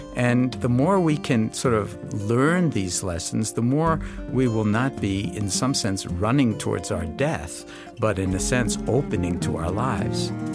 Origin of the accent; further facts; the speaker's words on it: New York City, New York, United States; I grew up in New York City, in Washington Heights